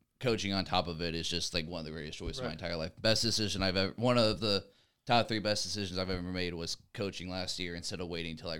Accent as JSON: {"language": "English", "region": "Ohio", "country": "United States", "tie": "born or raised there", "also_born_or_lived": "Montana / Idaho / California", "said": "I moved to Ohio when I was in like fourth grade. I was born in Montana, moved to Idaho after I was like 3 years old. My dad joined the Air Force, lived in California for a year and moved to Ohio."}